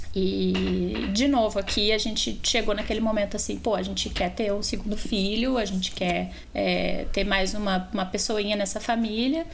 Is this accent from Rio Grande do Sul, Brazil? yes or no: yes; Porto Alegre, Rio Grande do Sul, Brazil; moved away as an adult; also born or lived in Germany; now in Montclair, United States; Sou brasileira. É, nascida em Porto Alegre